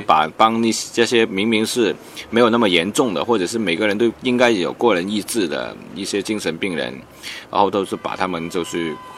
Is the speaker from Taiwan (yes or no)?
no; Hong Kong; Chinese is a second language; 我系来自香港嘅导演